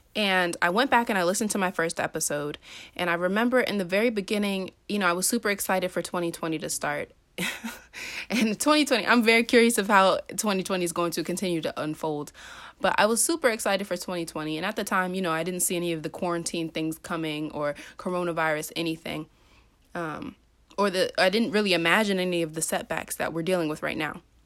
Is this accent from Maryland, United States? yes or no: yes; Maryland, United States; I'm from Maryland